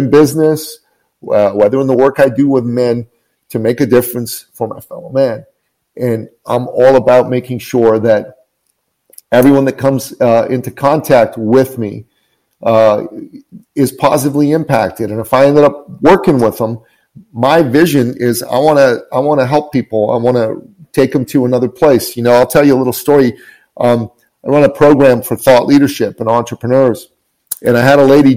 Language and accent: English; Tehran, Tehran Province, Iran; now in Canada; I'm originally from Tehran, Iran